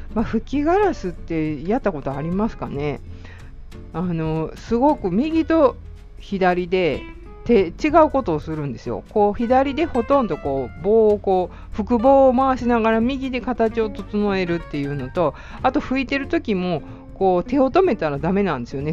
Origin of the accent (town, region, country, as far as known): Kansai, Japan